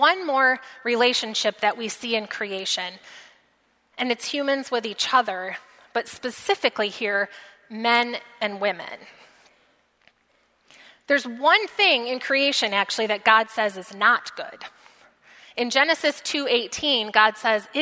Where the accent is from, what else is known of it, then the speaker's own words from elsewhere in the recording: United States; as American Christians